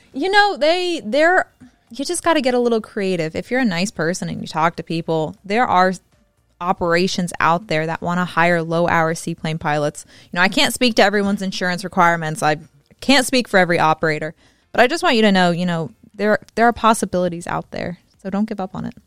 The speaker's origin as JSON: {"language": "English", "region": "the South", "country": "United States", "said": "I'm from the South, so I talk real fast."}